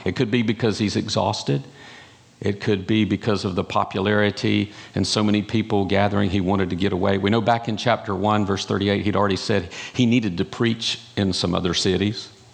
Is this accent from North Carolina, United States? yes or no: yes; North Carolina, United States; I'm from North Carolina, in case you didn't catch that accent